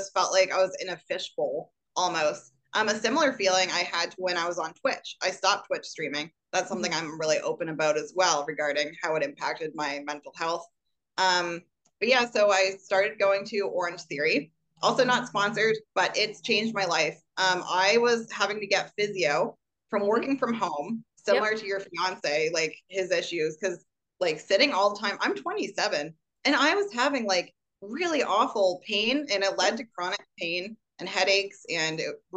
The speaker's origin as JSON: {"language": "English", "country": "Canada", "said": "as a Canadian"}